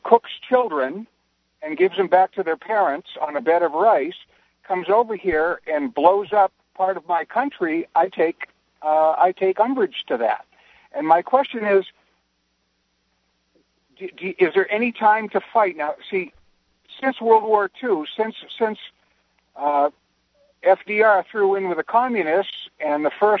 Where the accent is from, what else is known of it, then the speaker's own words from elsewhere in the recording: United States; I'm an American unashamedly